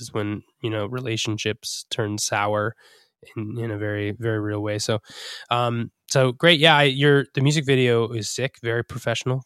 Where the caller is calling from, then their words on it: Rhode Island, United States; I'm calling in from Rhode Island